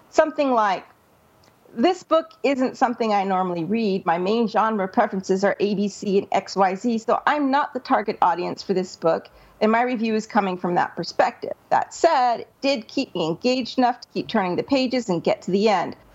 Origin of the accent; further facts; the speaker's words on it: Scotland, United Kingdom; being a Scotsman, I hate wasting money more